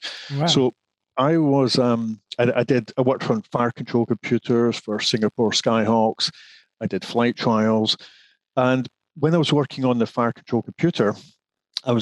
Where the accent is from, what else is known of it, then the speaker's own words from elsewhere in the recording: Scotland, United Kingdom; moved away as an adult; also born or lived in Glasgow / Edinburgh; now in England; I'm originally Scottish